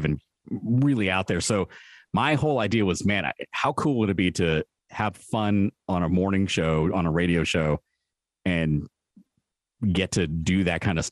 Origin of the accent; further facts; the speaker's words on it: San Francisco, California, United States; growing up in San Francisco.